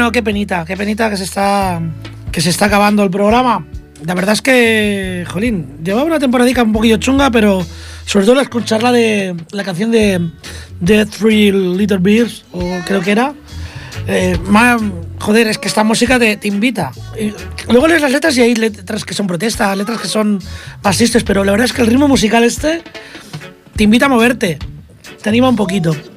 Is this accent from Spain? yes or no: yes; Catalonia, Spain